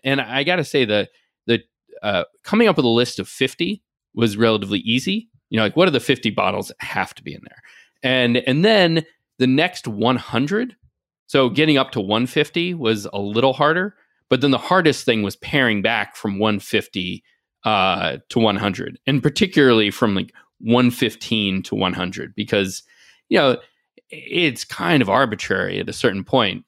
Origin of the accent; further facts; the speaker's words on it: Nashville, Tennessee, United States; moved away; also born or lived in Washington, D.C.; I grew up in Nashville, and even when I moved away, I ended up spending a lot of time back home